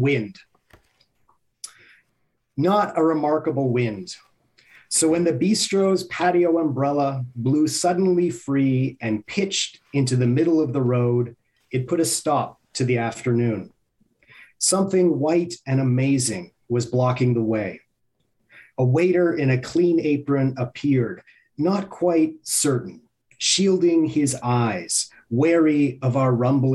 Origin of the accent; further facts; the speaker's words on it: Montreal, Quebec, Canada; I grew up in Montreal.